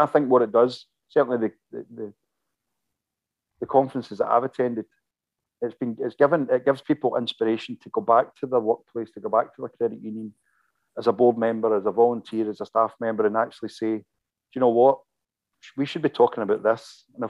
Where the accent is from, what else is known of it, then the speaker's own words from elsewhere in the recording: Glasgow, Scotland, United Kingdom; I saw things for the first time in my hometown